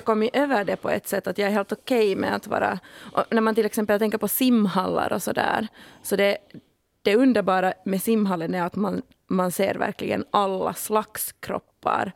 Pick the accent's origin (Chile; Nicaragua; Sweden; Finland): Finland; jag har bara bastu sedan jag var liten, äkta finne liksom